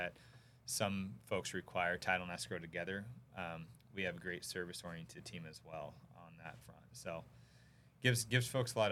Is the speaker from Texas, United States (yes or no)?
no; Sacramento, California, United States; I actually grew up in Sacramento, so you can guess the team that was my hometown team